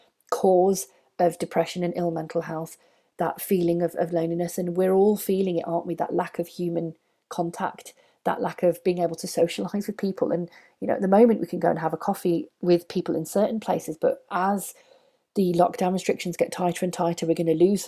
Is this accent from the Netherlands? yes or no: no; United Kingdom; we're British